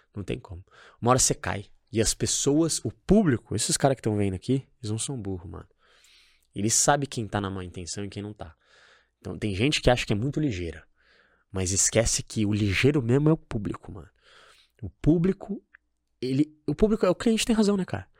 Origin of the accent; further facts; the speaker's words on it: São Paulo, Brazil; moved away as an adult; now in Florianópolis, Brazil; Eu, por exemplo, hoje eu moro em Florianópolis. Uhum. Eu sou de São Paulo. Minha cultura é de São Paulo.